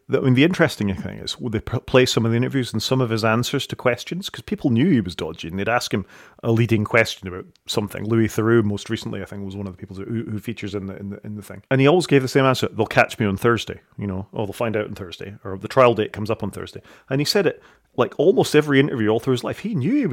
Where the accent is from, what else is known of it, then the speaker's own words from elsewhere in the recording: Saudi Arabia; I didn't grow up in the United Kingdom. I grew up in Saudi Arabia, and I came back to this Jimmy Savile character